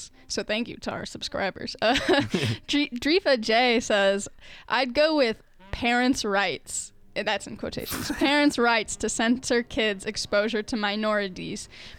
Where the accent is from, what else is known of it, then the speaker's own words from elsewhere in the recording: Arizona, United States; now in Chicago, United States; growing up in Arizona